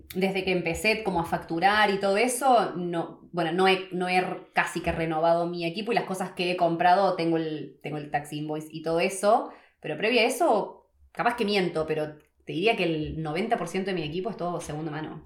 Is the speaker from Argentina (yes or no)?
yes; Argentina; moved away as an adult; now in New Zealand; 12 años y medio desde que me fui de Argentina